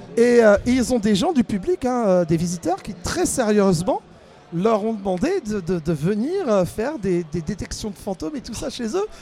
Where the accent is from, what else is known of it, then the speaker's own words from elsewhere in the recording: Brittany, France; je viens de Bretagne